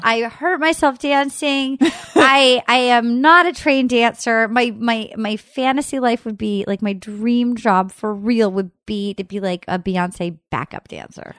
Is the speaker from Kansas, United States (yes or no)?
no; Rhode Island, United States; moved away as an adult; now in Los Angeles, United States; I grew up in Rhode Island.